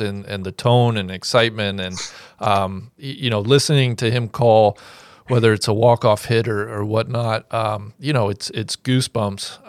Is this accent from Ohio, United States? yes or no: yes; Cincinnati, Ohio, United States; I grew up in Cincinnati, uh, born and raised